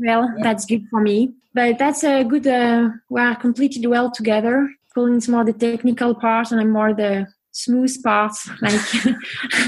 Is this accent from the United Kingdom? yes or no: no; France; accent: French; English is a second language; moved away as an adult; also born or lived in Chamonix, France; now in Norway; I'm French, so my accent is not so good.